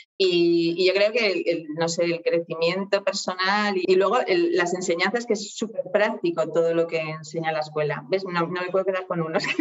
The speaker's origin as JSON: {"language": "Spanish", "town": "Oviedo", "region": "Asturias", "country": "Spain", "said": "soy de Oviedo, aquí de España"}